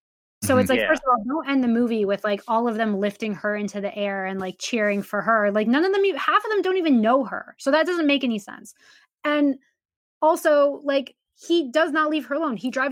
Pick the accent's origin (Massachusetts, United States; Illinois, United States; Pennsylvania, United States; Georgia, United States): Massachusetts, United States; Boston; I grew up in Boston and I grew up down the street from Fenway.